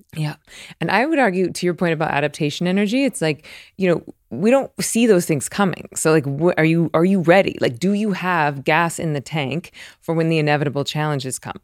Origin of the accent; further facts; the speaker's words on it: the South, United States; I'm from the South